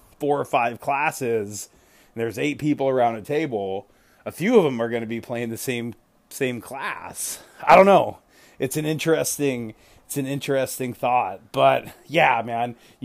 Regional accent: Richmond, Virginia, United States; I was born in Virginia. I was born in Richmond. So I do have roots in the South

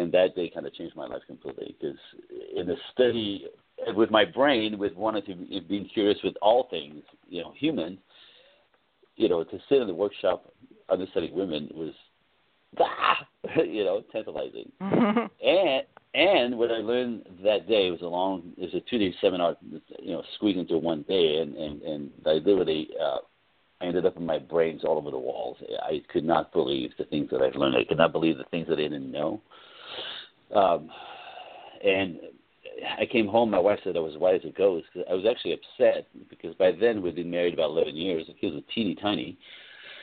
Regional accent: East Coast, United States; now in Los Angeles, United States; I come from the East Coast

